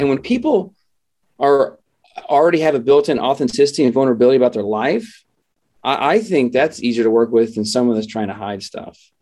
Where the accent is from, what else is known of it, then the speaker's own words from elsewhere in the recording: Midwest, United States; now in San Diego, United States; we grew up in the Midwest